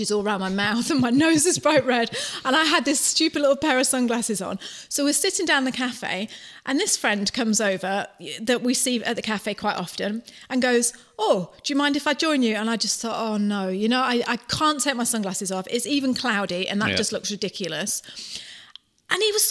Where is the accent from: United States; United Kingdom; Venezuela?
United Kingdom; moved away as an adult; now in Oakura, New Zealand; as British